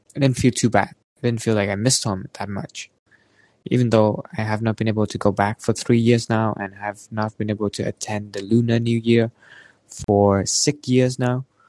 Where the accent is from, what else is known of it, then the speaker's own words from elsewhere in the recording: Vietnam; moved away as an adult; now in Canada; coming back to Vietnam because back there I think is kind of my home, you know, my hometown where I spend most of my time